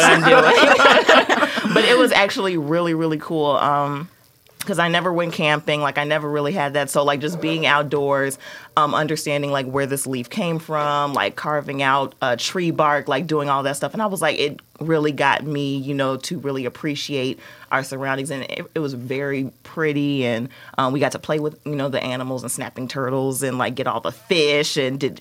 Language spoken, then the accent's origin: English; Chicago, Illinois, United States; I basically grew up on the South Side